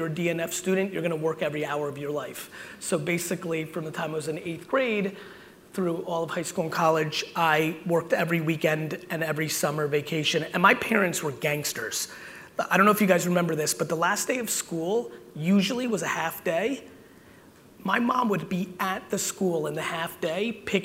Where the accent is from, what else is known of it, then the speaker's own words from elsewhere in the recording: New Jersey, United States; also born or lived in Soviet Union; I'm an 80s Jersey boy, which meant I was outside 24/7. And so between my mom and the streets of Jersey, that's how I was raised